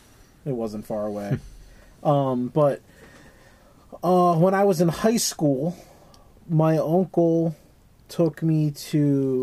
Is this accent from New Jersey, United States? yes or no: no; Connecticut, United States; growing up in Connecticut, we had a lot of fairs